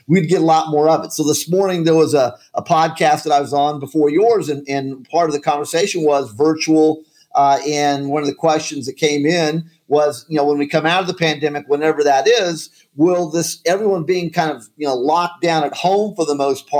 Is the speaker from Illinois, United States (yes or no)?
no; Colorado Springs, Colorado, United States; moved away; also born or lived in Kansas City; I grew up in Colorado Springs, Colorado